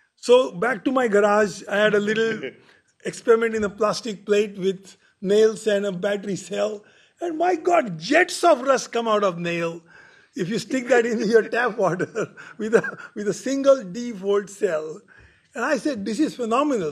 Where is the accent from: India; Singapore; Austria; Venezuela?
India; now in Berkeley, United States; my home country.